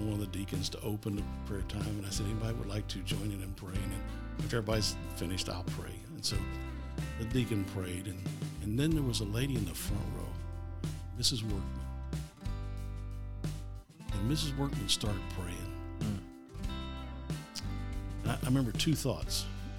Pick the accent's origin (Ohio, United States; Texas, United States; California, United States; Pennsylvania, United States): Ohio, United States; Brookville; Well, I grew up here in Ohio. Grew up in the Dayton area, a little town called Brookville, and pastored for 22 years.